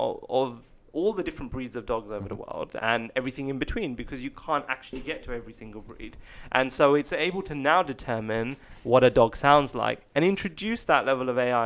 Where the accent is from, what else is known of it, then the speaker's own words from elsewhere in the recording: England, United Kingdom; being English, being British